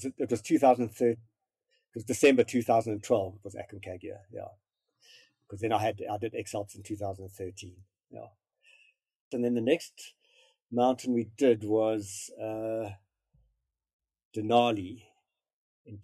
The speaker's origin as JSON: {"language": "English", "country": "South Africa", "said": "being South African and not big with snow"}